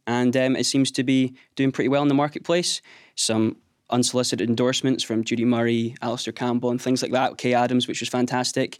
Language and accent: English; Skye, Scotland, United Kingdom; Growing up on Sky, there wasn't a heck of a lot of business